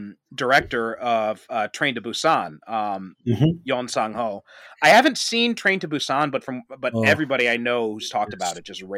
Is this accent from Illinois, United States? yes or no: yes; Chicago, Illinois, United States; moved away; I'm originally from the Chicagoland area